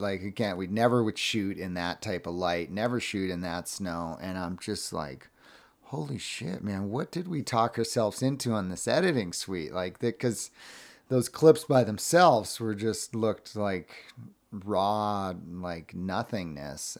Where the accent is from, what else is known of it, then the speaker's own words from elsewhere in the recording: Cape Cod, Massachusetts, United States; growing up on Cape Cod